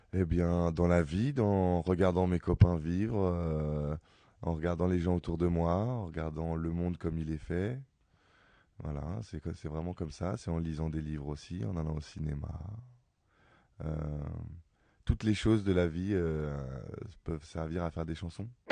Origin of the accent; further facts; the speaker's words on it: Ivry-sur-Seine, Île-de-France, France; moi je suis né à Ivry, j'ai grandi à Ivry